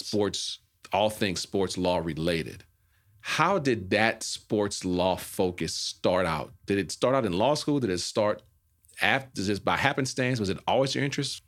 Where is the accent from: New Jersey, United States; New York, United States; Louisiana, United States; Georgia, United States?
Louisiana, United States; New Orleans; moved away; from New Orleans